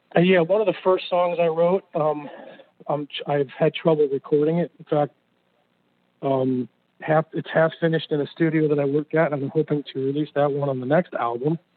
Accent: New Jersey, United States; moved away; I'm originally from Jersey

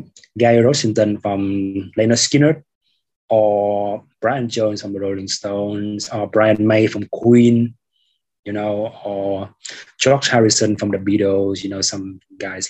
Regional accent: Haiphong, Vietnam; also born or lived in Saigon; now in Ho Chi Minh City, Vietnam; my hometown in the Northwest in Haiphong City

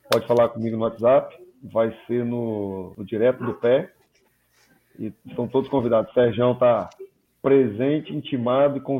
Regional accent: Espírito Santo, Brazil; Me corrija, eu, eu sou capixaba, alguma.

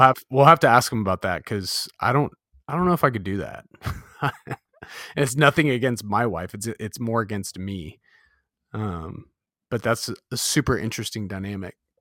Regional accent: Southern California, United States; I grew up in Southern California

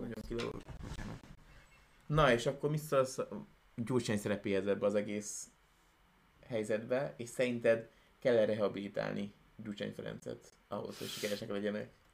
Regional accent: Hungary; honnan jövünk, akkor ne kelljen azon gondolkodni, hogy most azt mondjuk, hogy magyarok

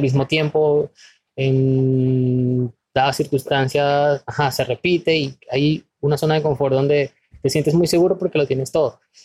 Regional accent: Venezuela; moved away as an adult; now in Ecuador; soy de Venezuela, tengo 31 años y de los cuales yo viviendo en Ecuador 7 años

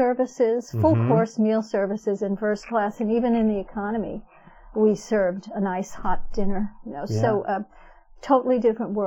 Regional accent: New York City, New York, United States; I was born in Brooklyn, New York. All my family, many generations of Brooklynites

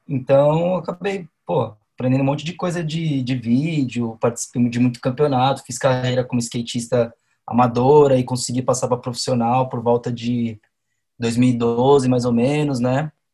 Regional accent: São Paulo, Brazil; nasci em Sampa

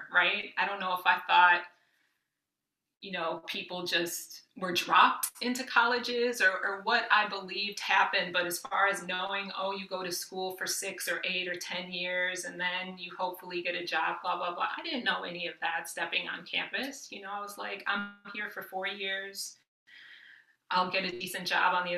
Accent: Midwest, United States; I grew up working class in the Midwest

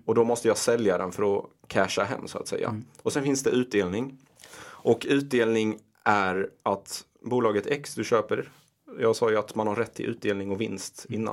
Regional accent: Ronneby, Blekinge, Sweden; moved away as an adult; also born or lived in Iraq / Rosengård, Malmö; now in Stockholm, Sweden; vi flyttade till Ronneby och Kallinge, väldigt liten I byhåla i Blekinge. Mm. Och eh, där växte jag upp, gick eh, högstadiet, gymnasiet

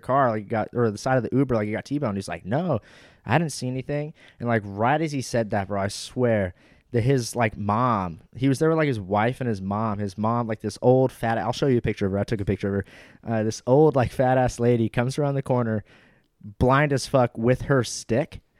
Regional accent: Los Angeles, California, United States

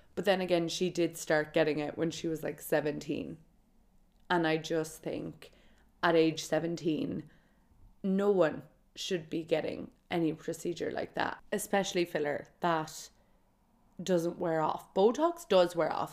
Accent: Kerry, Munster, Ireland; I'm from Kerry

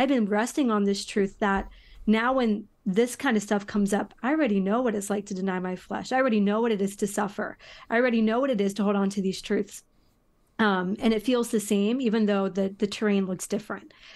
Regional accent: United States; as an American

